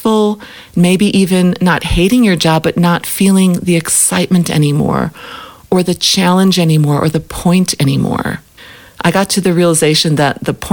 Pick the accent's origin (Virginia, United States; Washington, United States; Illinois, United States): Illinois, United States; Chicago; moved away as an adult; now in Africa; I grew up in Chicago